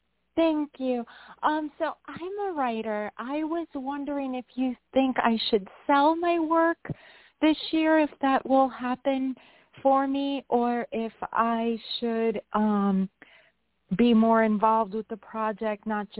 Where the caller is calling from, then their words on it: New York, United States; I'm calling from New York.